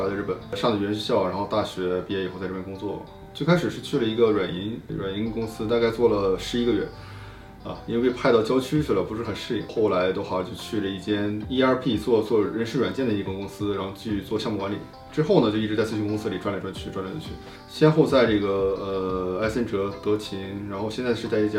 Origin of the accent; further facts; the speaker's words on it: Harbin, Heilongjiang, China; moved away as an adult; now in Japan; 我是我是哈尔滨人，说话比较标准啊。